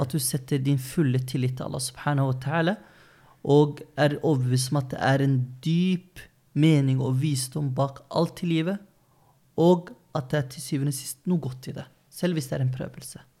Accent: Løten, Innlandet, Norway; moved away; also born or lived in Oslo; Jeg vokste opp på Løten. Alle kjente hverandre. Ja, det var før vi flyttet til Oslo da, 2009

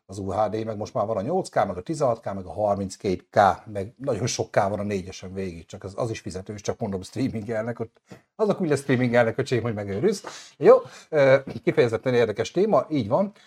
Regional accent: Hungary; magyar vagyok

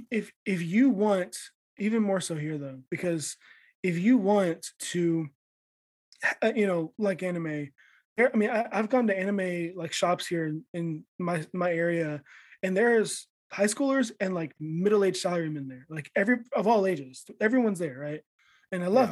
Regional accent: United States; now in Japan; as an American

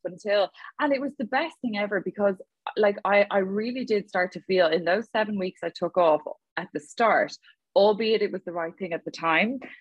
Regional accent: Dublin, Leinster, Ireland; now in Galway, Ireland; I'm from Dublin, Adrian. A lot of people assume that I'm from Galway, and I'm not. I'm a dub

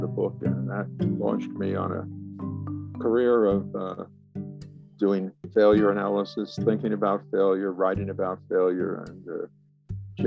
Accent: New York City, New York, United States; moved away as an adult; also born or lived in Brooklyn, New York / Illinois / Texas; I was born in Brooklyn, New York, grew up in Queens, went to Manhattan College

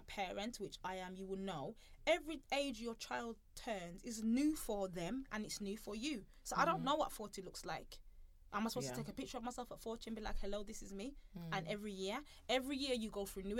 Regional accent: Birmingham, West Midlands, United Kingdom; we're from Birmingham. We're two Afro-Caribbean ladies

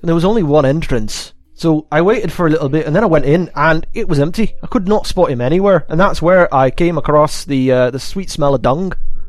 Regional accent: Scotland, United Kingdom; I'm quite Scottish

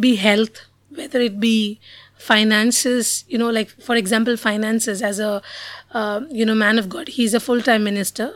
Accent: Mumbai, Maharashtra, India; I was born and brought up in Bombay

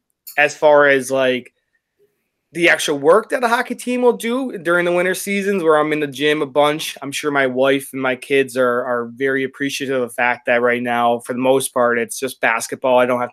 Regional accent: Clifton Park, New York, United States; moved away as an adult; also born or lived in Castleton / Cortland, New York; now in Montpelier, United States; So I'm originally from Clifton Park, New York, which is just outside Albany.

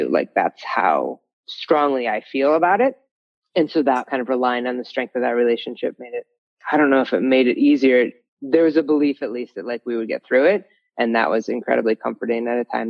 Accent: Ohio, United States; moved away as an adult; also born or lived in Colorado; I grew up in Ohio

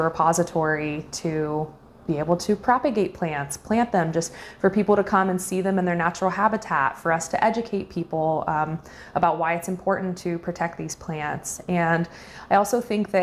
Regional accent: Racine, Ohio, United States; I grew up here in Meigs County in Racine

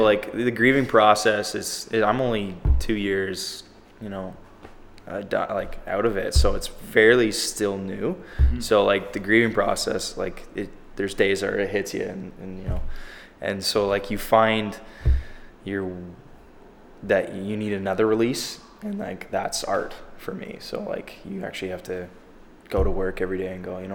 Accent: Oakwood, Ontario, Canada; now in Toronto, Canada; I'm actually originally from Linton, like Oakwood, Ontario, it's called. So about 900 people. It's in the Kawartha Lakes.

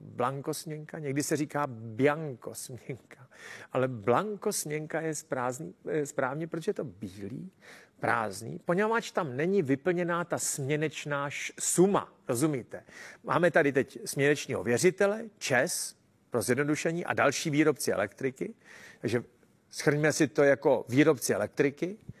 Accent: Czechia

